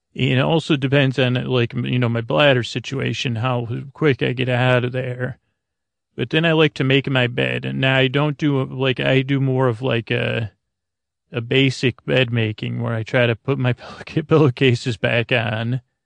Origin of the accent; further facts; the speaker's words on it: Syracuse, New York, United States; moved away; the three one five, uh, area code where I grew up in Syracuse, New York.